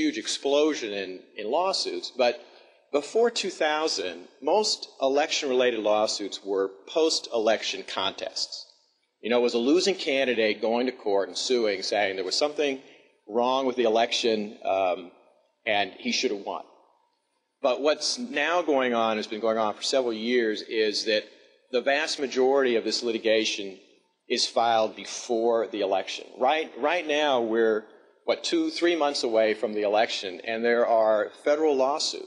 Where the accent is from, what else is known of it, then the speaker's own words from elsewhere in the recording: Alabama, United States; moved away as an adult; now in Washington, United States; I was actually born and raised in Alabama